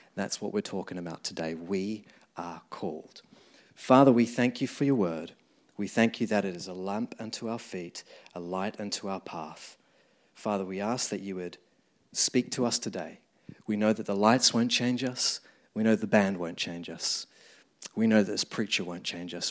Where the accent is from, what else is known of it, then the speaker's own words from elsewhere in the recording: New Zealand; moved away as an adult; now in London, United Kingdom; as you can tell the accent, I grew up in New Zealand, moved here about, um, fourteen years ago now